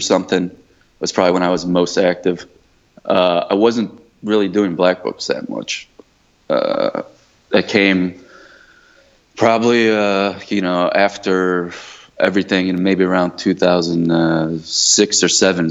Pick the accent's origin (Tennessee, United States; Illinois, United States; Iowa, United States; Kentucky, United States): Illinois, United States; Chicago; I am born and raised in Chicago